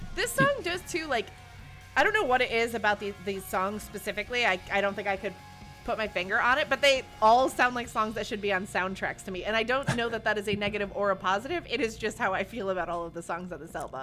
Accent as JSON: {"language": "English", "country": "Ireland", "said": "I'm Irish."}